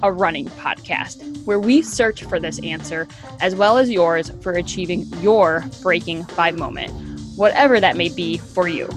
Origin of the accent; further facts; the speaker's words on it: Kenosha, Wisconsin, United States; UW Parkside, which is in my hometown of Kenosha, Wisconsin